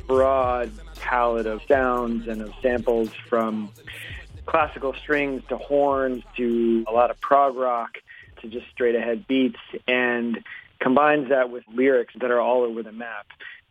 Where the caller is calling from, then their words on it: Washington, District of Columbia, United States; I'm calling from Washington, D.C.